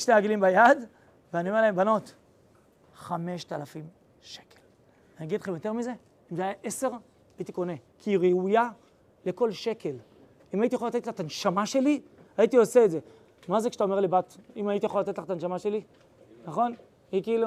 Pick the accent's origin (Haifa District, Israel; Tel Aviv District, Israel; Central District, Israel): Central District, Israel; Ra'anana; נולדתי ברעננה